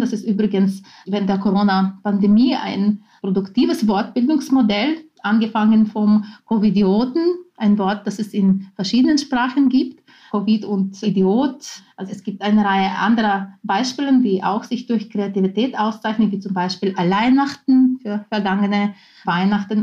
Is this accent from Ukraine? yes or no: yes; Ukraine; first language Ukrainian; German is a second language; now in Vienna, Austria; in meiner Muttersprache, dem Ukrainischen